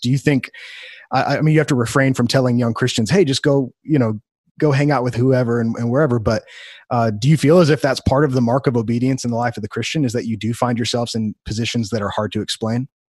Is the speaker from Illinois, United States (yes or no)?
yes; Wheaton, Illinois, United States; moved away; I grew up in Wheaton, Illinois